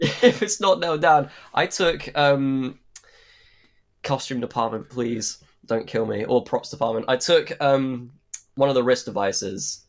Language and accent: English; Suffolk, East of England, United Kingdom; We're both from Suffolk.